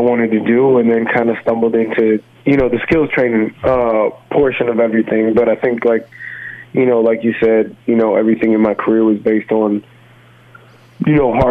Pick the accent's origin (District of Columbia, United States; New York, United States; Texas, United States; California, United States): New York, United States; Rochester; I'm originally from New York, and grew up in Rochester and played out here